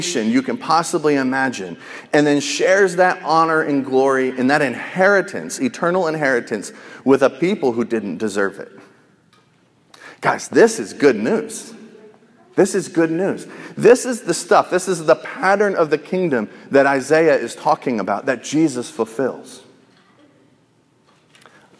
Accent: United States; as an American

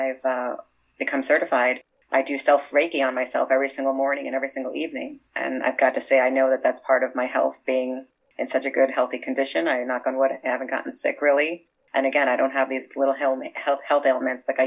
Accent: New York City, New York, United States; I grew up in Brooklyn

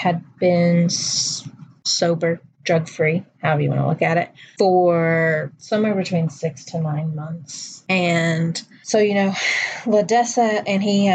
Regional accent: Texas, United States; I'm from Texas

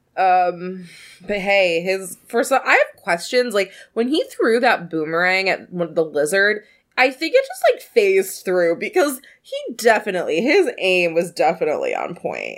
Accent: the South, United States; I grew up in the South

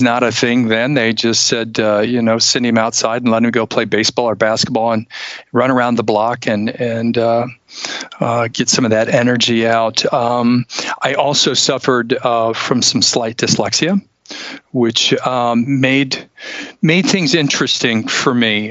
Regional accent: Ohio, United States; moved away as an adult; also born or lived in Tacoma, Washington; now in Charleston, United States; grew up in Ohio up until about three years ago

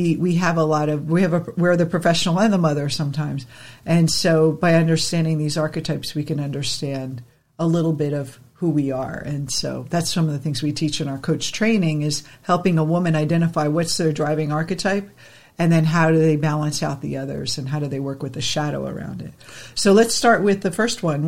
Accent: New Jersey, United States; growing up in New Jersey

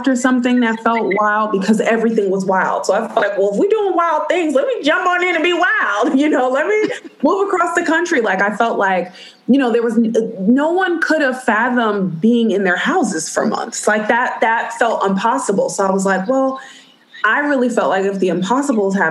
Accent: New York City, New York, United States; as a native New Yorker

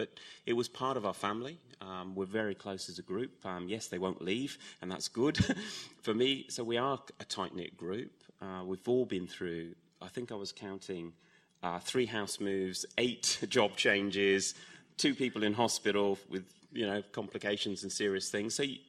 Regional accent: England, United Kingdom; Yep, so we came 5 years ago from England, and 4 years ago you came out and saw me

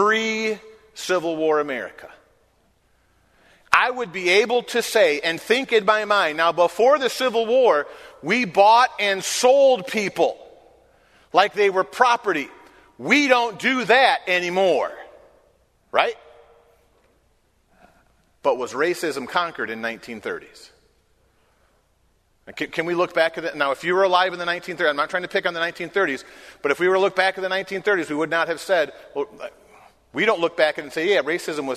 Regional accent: Michigan, United States; moved away; I was raised in Michigan

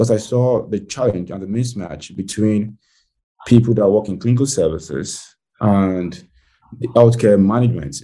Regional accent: Nigeria; born or raised there; moved away as an adult; now in United States

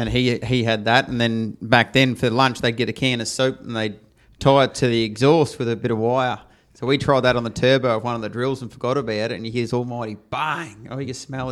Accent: Leopold, Victoria, Australia; I grew up in Leopold, so I went to Leopold Primary down there

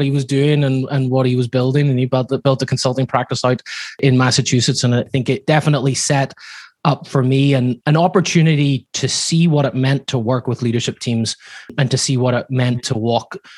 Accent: Belfast, Northern Ireland, United Kingdom; now in Laguna Beach, United States; I grew up in a household where my father, back in Northern Ireland, I'm sure you can hear from my accent, it's not from Laguna Beach where I live now, but back whenever I was living in Belfast

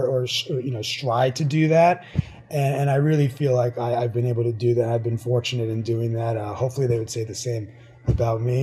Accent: New York, United States; moved away as an adult; also born or lived in Miami; now in Florida, United States; I went back home. I'm originally from New York

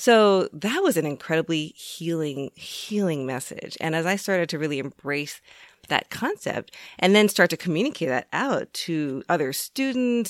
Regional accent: United States; My parents were the first generation to come over from Korea, and then I was born here in the U S

